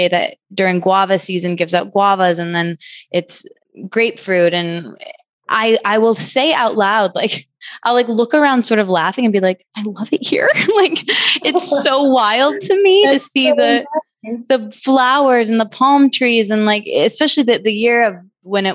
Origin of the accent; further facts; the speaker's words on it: Michigan, United States; moved away as an adult; also born or lived in New York; now in California, United States; I grew up in Michigan.